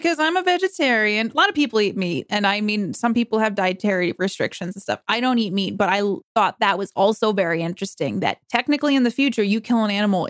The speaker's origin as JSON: {"language": "English", "region": "New York", "country": "United States", "said": "I'm from New York"}